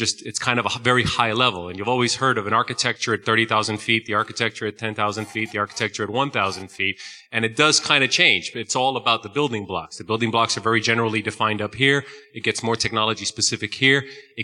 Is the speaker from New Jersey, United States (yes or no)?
yes; New Jersey, United States; I'm from Jersey